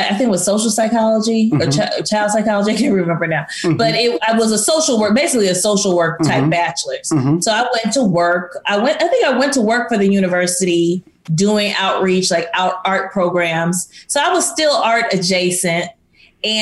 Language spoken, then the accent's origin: English; East St. Louis, Illinois, United States; I grew up in East St. Louis.